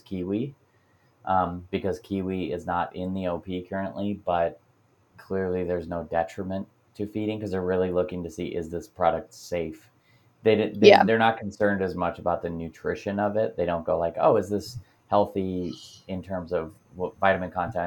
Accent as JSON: {"language": "English", "region": "Pennsylvania", "country": "United States", "tie": "born or raised there", "said": "Pennsylvania, my home state"}